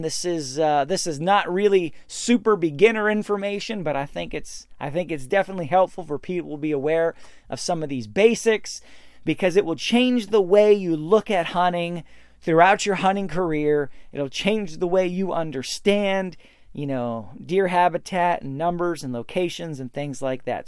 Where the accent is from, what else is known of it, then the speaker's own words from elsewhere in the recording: Pennsylvania, United States; my home state, Pennsylvania